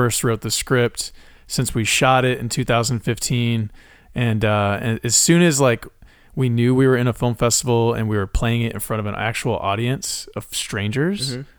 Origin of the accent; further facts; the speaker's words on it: Harlingen, Texas, United States; And from a town called Harlingen. Which is right on the south tip of Texas near Brownsville. I was born and raised there.